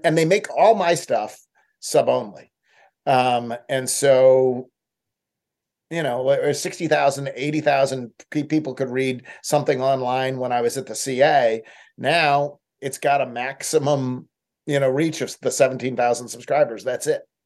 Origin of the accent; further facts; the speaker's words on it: Buffalo, New York, United States; also born or lived in Boston; now in Memphis, United States; I grew up in Buffalo and lived in Boston for uh, much of my life.